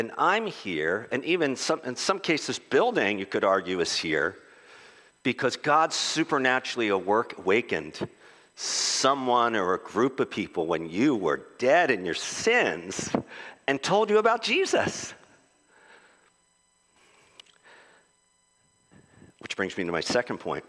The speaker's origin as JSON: {"language": "English", "town": "Philadelphia", "region": "Pennsylvania", "country": "United States", "said": "I'm a Philadelphian"}